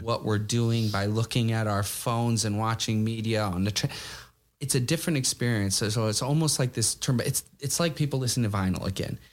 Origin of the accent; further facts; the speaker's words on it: United States; now in New York, United States; as American